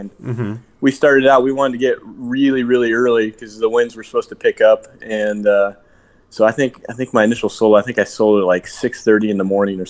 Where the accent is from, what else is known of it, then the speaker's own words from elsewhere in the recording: Rochester, Indiana, United States; I grew up in Indiana. Rochester, Indiana, small little farming town. But my dad was stationed at Grissom Air Force Base, which is just north of Kokomo, Indiana.